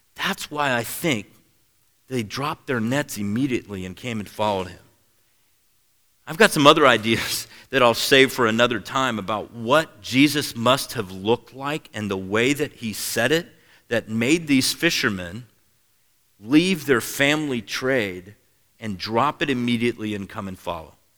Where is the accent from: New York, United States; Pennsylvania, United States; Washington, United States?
Washington, United States; Seattle; moved away; I grew up in Seattle, Washington